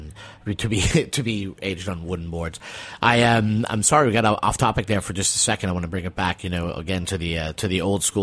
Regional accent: New England, United States; I'm a New Englander too

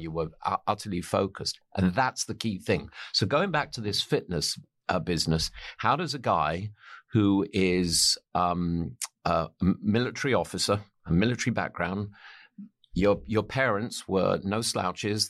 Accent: England, United Kingdom; I'm an, I'm an Englishman.

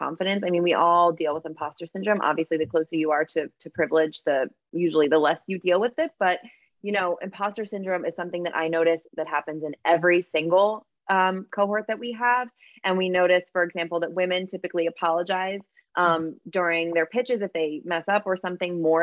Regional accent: New Jersey, United States; moved away as an adult; now in Philadelphia, United States; I grew up in South Jersey

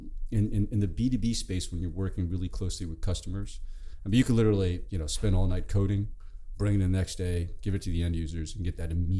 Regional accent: New York City, New York, United States; moved away as an adult; now in Bay Area, United States; the childhood growing up in Brooklyn, on the streets of Brooklyn

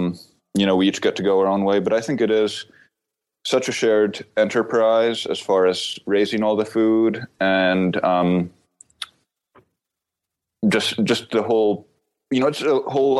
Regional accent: Philadelphia, Pennsylvania, United States; accent: Philadelphia; that Philadelphia accent

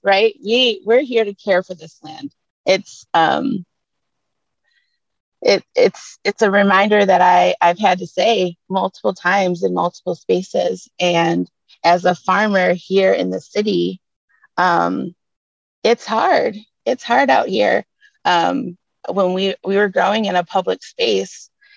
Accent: Detroit, Michigan, United States; I was born and raised right in Detroit

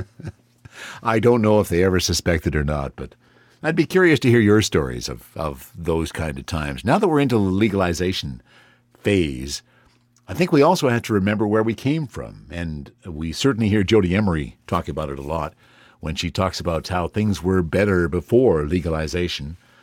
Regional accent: Canada; as a Canadian

